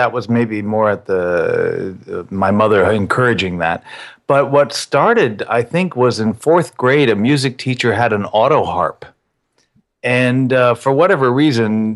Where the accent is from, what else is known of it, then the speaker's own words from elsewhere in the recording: Colorado, United States; also born or lived in New York / Manhattan, New York; I'm mostly from Colorado. I was born in New York, moved to Colorado when I was little.